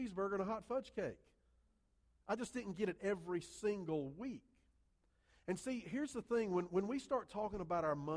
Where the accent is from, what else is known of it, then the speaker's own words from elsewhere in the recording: Columbia, South Carolina, United States; I grew up in Columbia, South Carolina, not South America